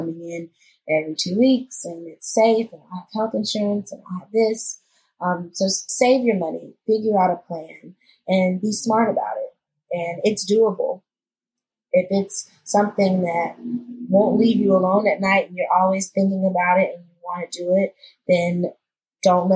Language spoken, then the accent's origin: English; Rock Hill, South Carolina, United States; moved away as an adult; now in New York City, United States; I'm not from New York. I grew up in South Carolina